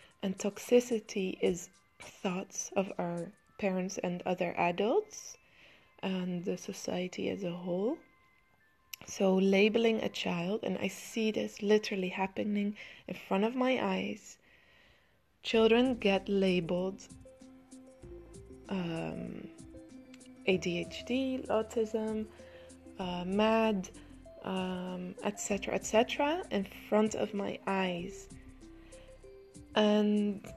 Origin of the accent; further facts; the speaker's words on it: Amsterdam, North Holland, Netherlands; in the Netherlands, where I come from Amsterdam